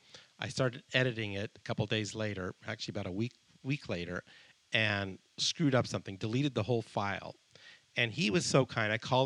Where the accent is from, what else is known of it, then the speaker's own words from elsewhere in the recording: Colombia; born there; I was born in Colombia.